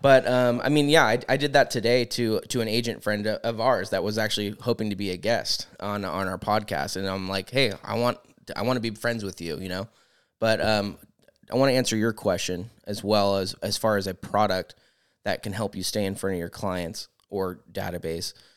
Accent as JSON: {"language": "English", "town": "Discovery Bay", "region": "California", "country": "United States", "tie": "born or raised there", "said": "I grew up in Discovery Bay on the water, so our whole summer was wakeboarding, and that was, like, a large part of my childhood"}